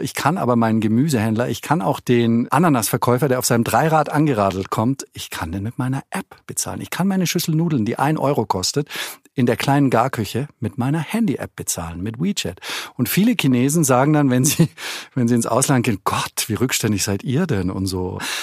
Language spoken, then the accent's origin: German; Germany; moved away; also born or lived in Beijing, China; als Deutscher